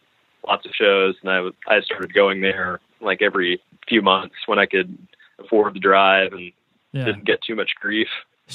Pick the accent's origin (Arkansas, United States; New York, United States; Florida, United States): Arkansas, United States; also born or lived in Bloomington, Indiana; I'm not a Arkansas native. I was born in Bloomington, Indiana.